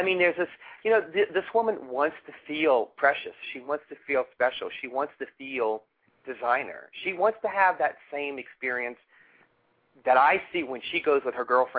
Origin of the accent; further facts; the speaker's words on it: New Orleans, Louisiana, United States; And I'm also from New Orleans